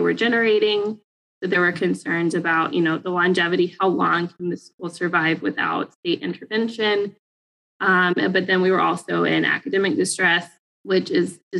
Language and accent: English; Fayetteville, Arkansas, United States; moved away as an adult; also born or lived in Pine Bluff, Arkansas; I grew up in Fayetteville, a predominantly middle upper class white community